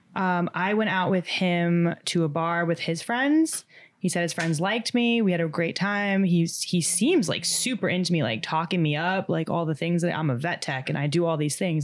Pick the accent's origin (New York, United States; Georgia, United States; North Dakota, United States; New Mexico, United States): New York, United States; Long Island; moved away as an adult; now in Manhattan, United States; I am from Long Island. I live in the city now, in Manhattan